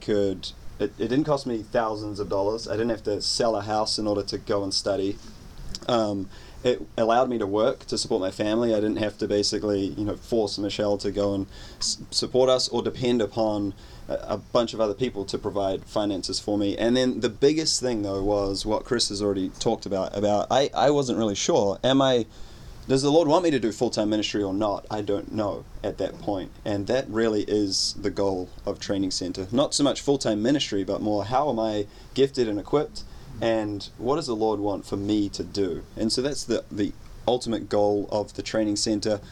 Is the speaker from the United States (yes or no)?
no; New Zealand; moved away; I hail all the way from New Zealand, not to be confused with Australia